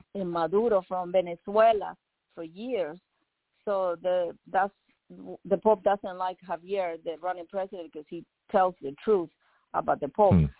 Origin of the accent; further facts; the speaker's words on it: Nicaragua; now in United States; I'm from Nicaragua